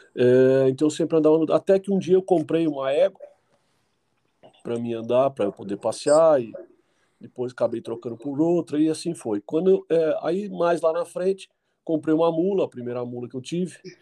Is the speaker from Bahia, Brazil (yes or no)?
no; Jundiaí, São Paulo, Brazil; Sou nascido e criado aqui em Jundiaí, São Paulo